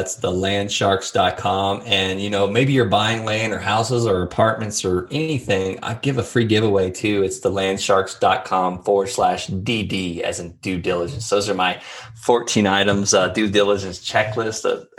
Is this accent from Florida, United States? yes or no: yes; Florida, United States; even though I'm from Florida.